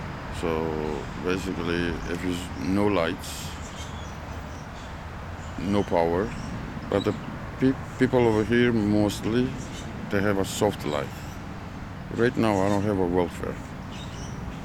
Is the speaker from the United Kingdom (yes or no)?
no; Georgia; moved away; Georgia. I'm from Georgia, ex-Soviet Union.